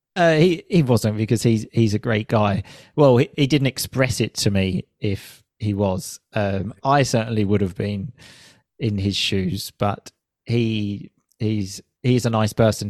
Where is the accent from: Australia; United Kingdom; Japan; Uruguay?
United Kingdom; I moved back to my home country, the U K